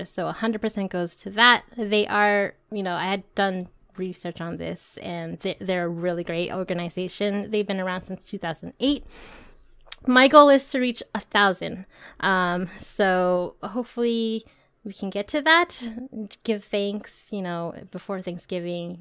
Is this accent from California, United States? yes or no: yes; California, United States; I'm from California